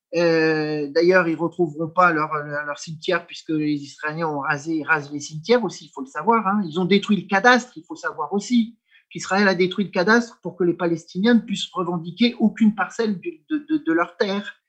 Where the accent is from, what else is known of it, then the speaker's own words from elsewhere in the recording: France; je suis français culturellement, politiquement, historiquement